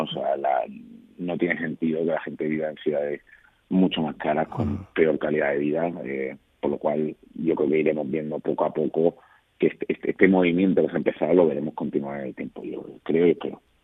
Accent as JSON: {"language": "Spanish", "town": "Málaga", "region": "Andalusia", "country": "Spain", "moved": "yes", "said": "el orgullo ¿no? que siento de ser malagueño"}